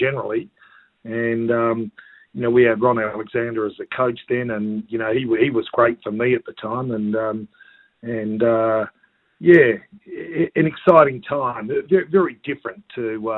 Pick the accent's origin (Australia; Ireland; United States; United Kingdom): Australia; Perth, Western Australia; My mother was actually Australian, I grew up in Perth in a very typical Australian family